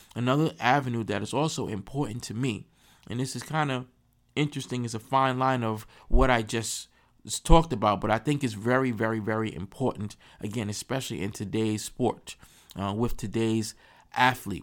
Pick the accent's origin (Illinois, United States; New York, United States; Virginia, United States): New York, United States; I'm from New York